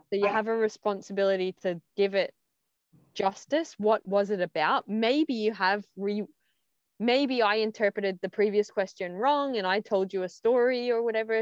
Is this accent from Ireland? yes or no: yes; Ireland; accent: Aussie, Irish; first language English; also born or lived in Australia; I had an Aussie accent, then I had an Irish accent.